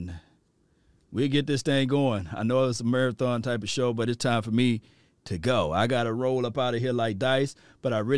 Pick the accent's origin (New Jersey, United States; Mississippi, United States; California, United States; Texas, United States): Mississippi, United States; I'm from Mississippi, so I know I don't talk like talk like you guys